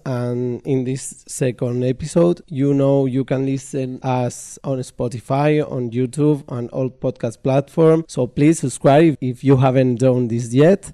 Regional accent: Spain; English is a second language; moved away as an adult; now in Romania; I'm a foreign. I'm from Spain

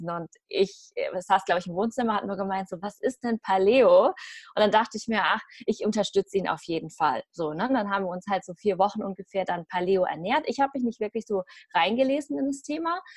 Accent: Germany; born there; Ich bin ähm, Vietnamesin, also meine Eltern kommen aus Vietnam. Ja, ich bin Vietnamesin, hier geboren in Deutschland.

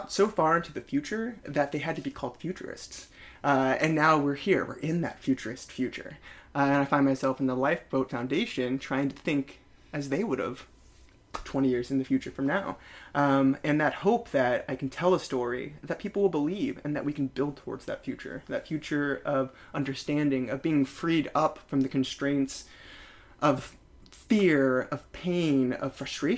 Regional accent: San Jose, California, United States; moved away as an adult; also born or lived in Great Barrington / Salt Lake City; now in New York City, United States; growing up in the Bay Area, I was the first person to have AOL like in the country because of where we were in San Jose, Silicon Valley.

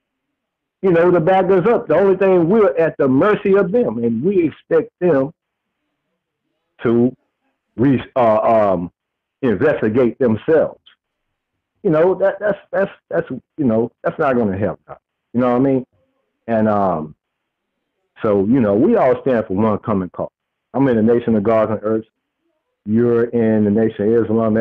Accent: Texas, United States; I'm from Texas.

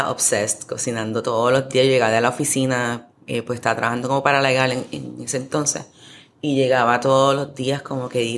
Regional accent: Puerto Rico; moved away; Porque aquí cuando yo me fui de Puerto Rico, las setas que aparecían eran setas de pote, no había muchas setas frescas

